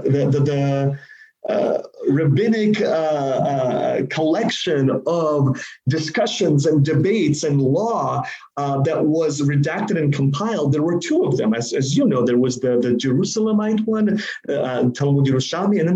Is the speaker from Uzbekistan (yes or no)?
yes; Uzbekistan; I'm from Uzbekistan. That's where I was born